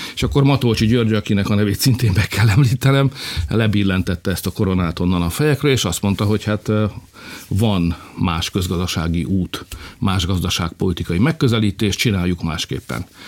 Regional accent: Felcsút, Fejér, Hungary; also born or lived in Alcsút; mi mindannyian ott felcsúton, meg alcsúton úgy gondoltuk, hogy mi egy nagy nemzethez tartozunk

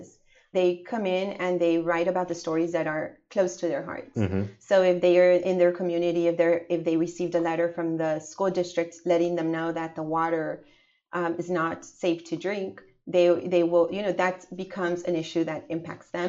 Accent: California, United States; born or raised there; also born or lived in Durango, Mexico / Wasco, California / Shafter, California / Bakersfield, California

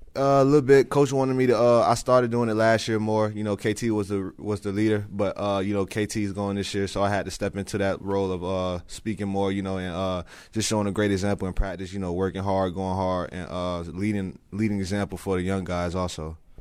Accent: Lakeland, Florida, United States; I grew up in Lakeland my whole life

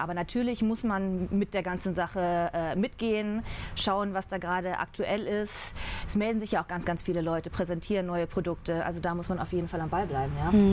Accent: North Rhine-Westphalia, Germany; moved away as an adult; also born or lived in Düsseldorf; now in Munich, Germany; ich komme gebürtig aus dem Rheinland, vom, ah, okay. vom Niederrhein, also holländische Grenze direkt

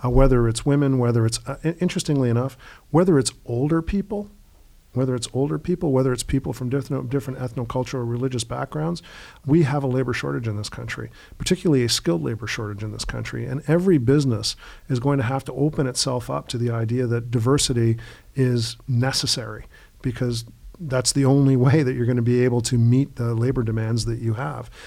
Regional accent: Canada

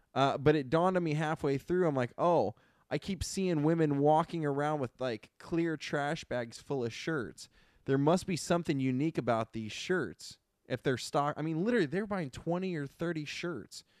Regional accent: Ohio, United States; moved away; I grew up in Ohio

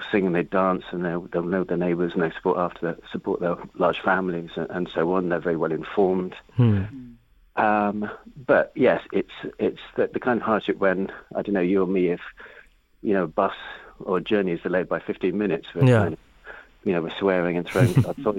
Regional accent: United Kingdom; also born or lived in West Bank; being British.

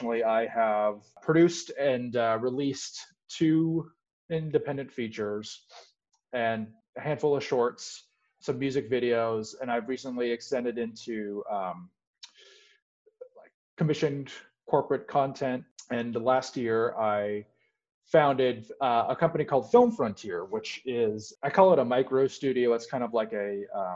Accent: Portland, Oregon, United States; moved away as an adult; I was born in Portland, Oregon, lived there for the entirety of my pre-college adult life.

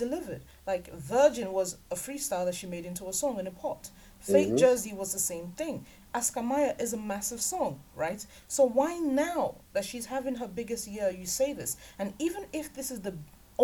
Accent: Nigeria; we're Nigerian

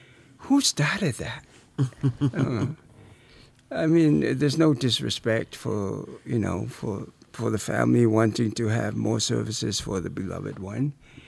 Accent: Samoa; moved away; Growing up in Samoa

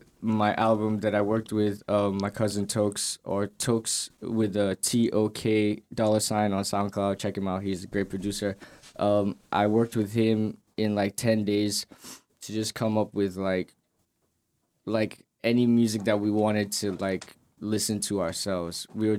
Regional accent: Canarsie, New York, United States; also born or lived in Nigeria; Raised in Kanarsi, though.

